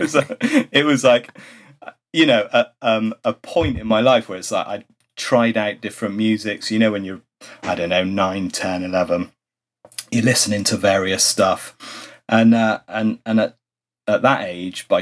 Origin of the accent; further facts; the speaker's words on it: Bristol, South West England, United Kingdom; accent: Bristolian; I spent my early years in growing up in inner city Bristol, and then my teens, my parents then moved out so we could have a bigger garden, and it was a bit further out in Bristol